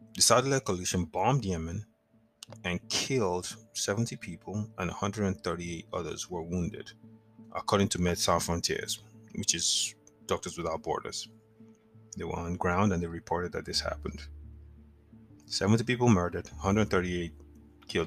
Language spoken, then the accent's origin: English; Nigeria; moved away; growing up in Nigeria, I used to visit the National Stadium, which is in Lagos or was in Lagos